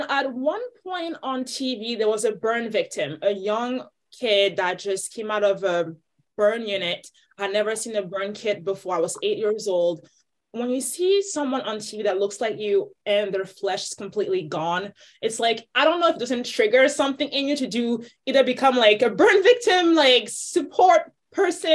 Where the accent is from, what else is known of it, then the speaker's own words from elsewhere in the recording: Côte d’Ivoire; now in Arizona, United States; I grew up in Ivory Coast.